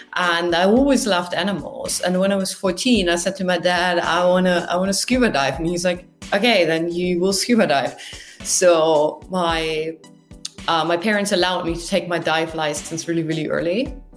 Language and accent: English; near the North Sea on the Dutch border, Lower Saxony, Germany; moved away as an adult; now in Tokyo, Japan; I'm from the north of Germany, close to the North Sea on the Dutch border